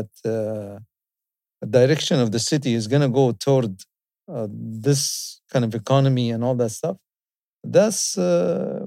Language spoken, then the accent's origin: English; Dubai, United Arab Emirates; I'm from Dubai